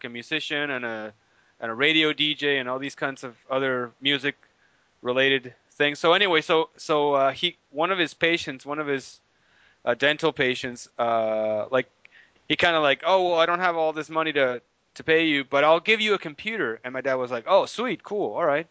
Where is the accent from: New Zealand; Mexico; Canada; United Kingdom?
Mexico; Tijuana, Baja California; I was born in Tijuana